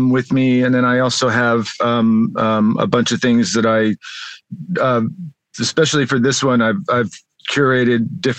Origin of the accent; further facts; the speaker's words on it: Las Vegas, Nevada, United States; also born or lived in Southern California; now in California, United States; I grew up in Las Vegas and then have been in Southern California for a while